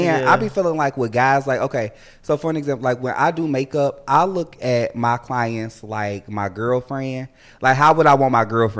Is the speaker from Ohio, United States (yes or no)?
yes; Cincinnati, Ohio, United States; from Cincinnati, Ohio. I'm a makeup artist in Cincinnati.